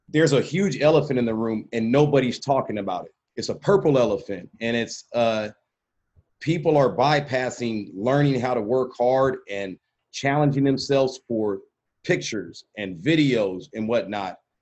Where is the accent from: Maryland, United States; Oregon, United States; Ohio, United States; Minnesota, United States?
Oregon, United States; Portland; we're from Portland, Oregon